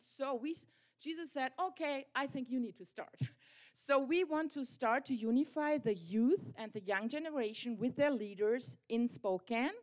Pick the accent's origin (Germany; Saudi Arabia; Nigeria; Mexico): Germany; we are pastors from Germany